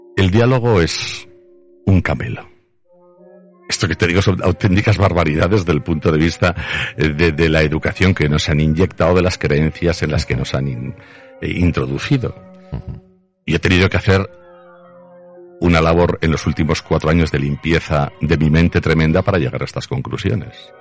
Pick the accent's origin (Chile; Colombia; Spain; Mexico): Spain; Zaragoza, Aragon; creo que fuimos dos personas de Zaragoza